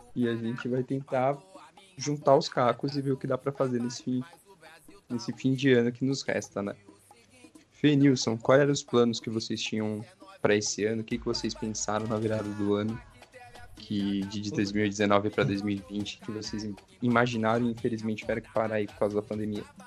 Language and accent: Portuguese; São Paulo, Brazil; eu sou da Zona Leste